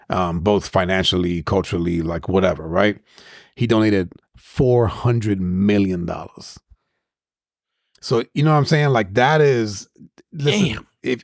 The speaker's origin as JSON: {"language": "English", "town": "New York City", "region": "New York", "country": "United States", "tie": "born or raised there", "said": "growing up in Spanish Harlem, which is all blacks and Hispanics, maybe not now, but at least when I was growing up"}